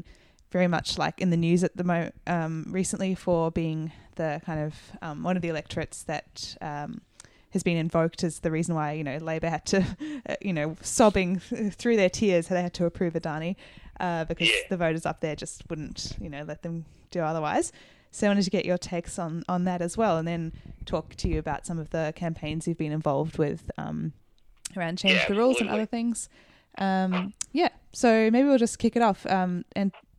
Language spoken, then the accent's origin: English; New Zealand; moved away; I grew up actually in New Zealand